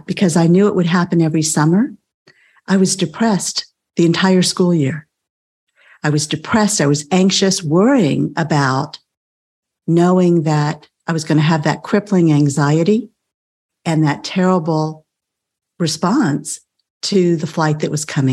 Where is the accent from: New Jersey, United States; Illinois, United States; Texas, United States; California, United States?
Texas, United States; South; I grew up in South Texas